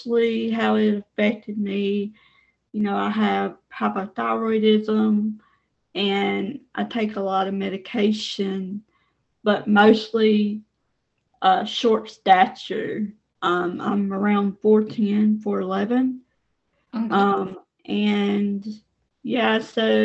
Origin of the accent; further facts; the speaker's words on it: Mississippi, United States; I am from the United States in the state of Mississippi.